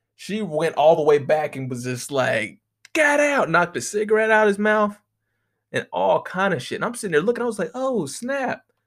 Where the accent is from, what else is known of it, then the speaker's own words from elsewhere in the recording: United States; I know that's a real American thing to say, but we ain't got no motherfucking accent.